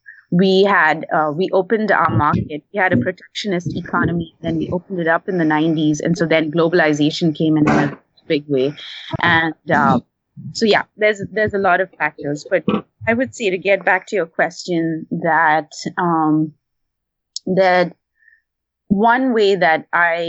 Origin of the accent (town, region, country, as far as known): India; first language English; now in Portland, United States